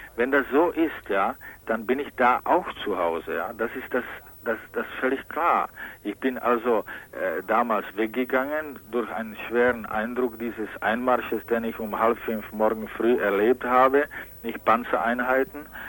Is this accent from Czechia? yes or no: yes; Czechia; German is a second language; moved away; Mary Schemberg, woher ich komme